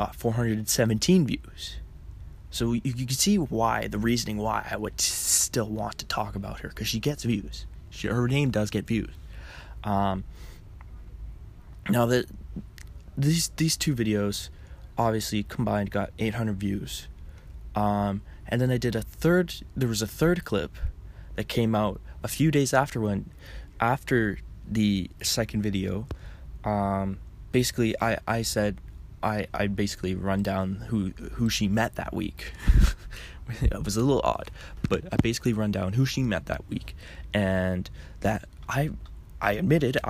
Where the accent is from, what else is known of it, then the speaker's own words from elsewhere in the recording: Canada; I'm Canadian